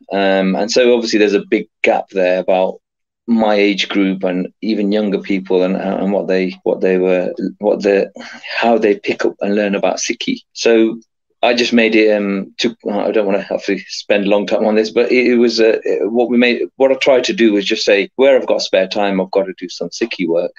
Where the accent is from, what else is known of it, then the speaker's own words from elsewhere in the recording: England, United Kingdom; I was born in England, grew up here